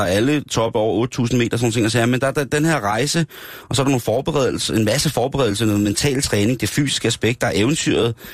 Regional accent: Denmark; er sikker på, at jeg er fra Danmark.

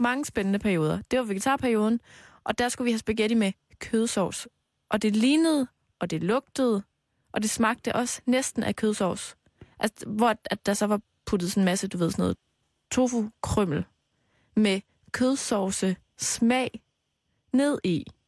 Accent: Aarhus, Central Denmark Region, Denmark; i Aarhus, hvor jeg kommer fra.

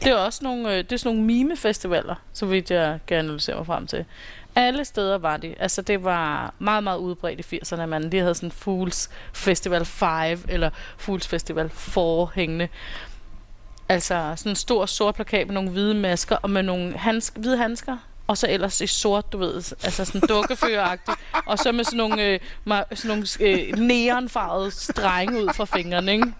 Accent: Copenhagen, Capital Region of Denmark, Denmark; Jeg er her fra København.

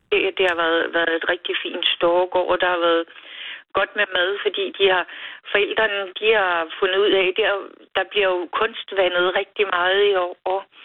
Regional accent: Valsø, Zealand, Denmark; moved away as an adult; also born or lived in Funen; now in Smedager, Denmark; jeg kommer jo fra Valsø

